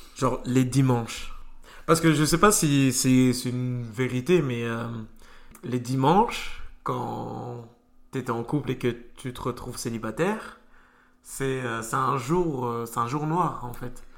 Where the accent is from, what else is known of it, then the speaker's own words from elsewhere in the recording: France; j'ai grandi euh, en Europe, en France